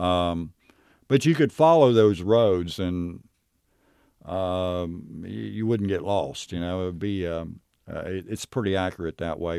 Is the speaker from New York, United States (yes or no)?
no; Knockemstiff, Ohio, United States; I grew up in Knock 'Em Stiff. It wasn't actually a city. It was more a, uh, maybe a, a very small village.